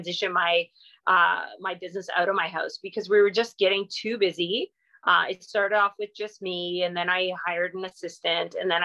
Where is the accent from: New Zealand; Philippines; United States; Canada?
Canada; Southern Ontario; moved away as an adult; also born or lived in Eganville, Ontario; I'm from Southern Ontario and I've been here, you know, 17 years now